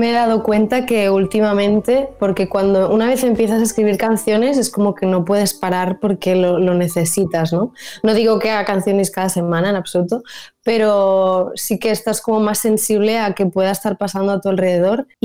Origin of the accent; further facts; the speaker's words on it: Spain; first language Catalan; Spanish is a second language; además porque era en catalán y, es mi lengua materna y al final em, donde hago conciertos básicamente es en Cataluña